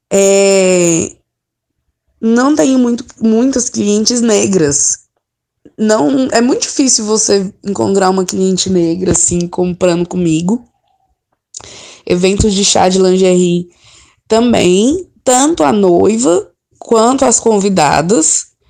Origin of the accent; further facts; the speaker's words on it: Brasília, Federal District, Brazil; E é isso, assim, sou de Brasília.